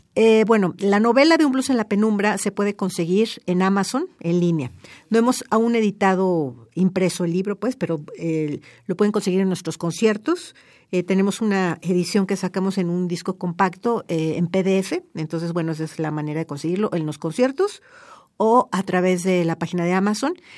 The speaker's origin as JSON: {"language": "Spanish", "country": "Mexico", "said": "yo como mexicana"}